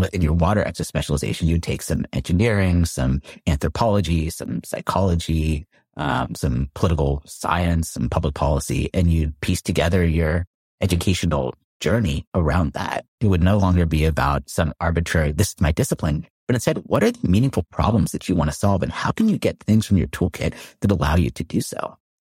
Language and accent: English; Palo Alto, California, United States; So I grew up in Palo Alto, California, so heart of Silicon